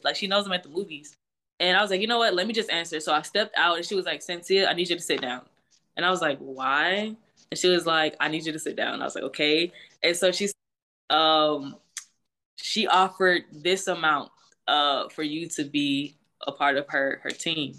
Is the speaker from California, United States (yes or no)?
no; Houston, Texas, United States; also born or lived in Greenville, South Carolina; I was actually born in Greenville, South Carolina, um, and I literally moved to Houston, Texas when I was, like, around one years old, so I always say I'm from Houston. Um, but I grew up in, in Texas